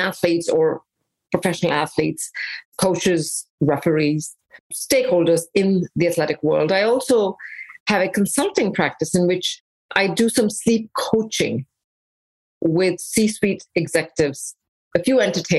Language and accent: English; India; also born or lived in England; now in United States; Mostly in India, a little bit in England